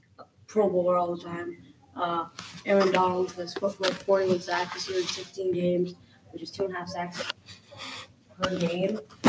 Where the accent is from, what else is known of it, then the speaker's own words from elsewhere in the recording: New England, United States; I'm going to bet on my hometown boys, New England Patriots.